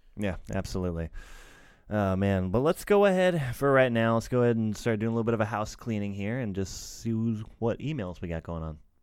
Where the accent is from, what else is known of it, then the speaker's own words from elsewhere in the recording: United States; I'm American